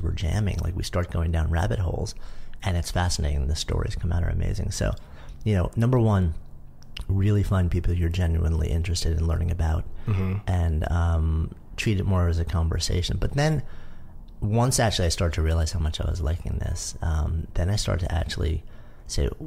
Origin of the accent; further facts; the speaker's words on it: United States; now in New York City, United States; I grew up just outside of New York